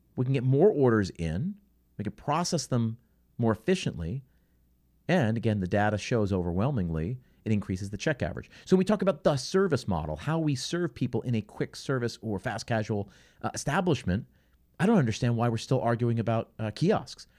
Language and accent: English; outside of Philadelphia, Pennsylvania, United States; I grew up outside of Philadelphia